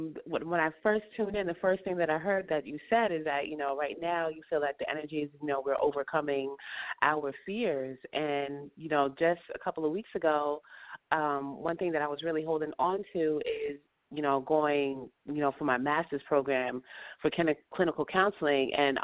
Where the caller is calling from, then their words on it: upstate New York, United States; Hi, I'm calling from upstate New York.